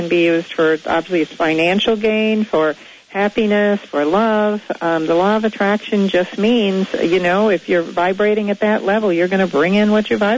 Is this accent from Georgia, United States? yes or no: no; Naperville, Illinois, United States; you know, I'm from Naperville, and Gina's from Naperville